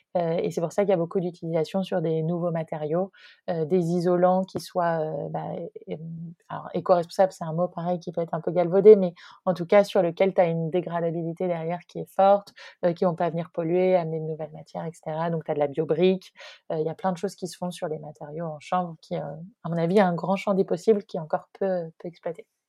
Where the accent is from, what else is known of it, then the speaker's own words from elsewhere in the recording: near Rennes, Brittany, France; also born or lived in Nantes; j'ai grandi en Bretagne, j'ai grandi à côté de Rennes, où je suis actuellement.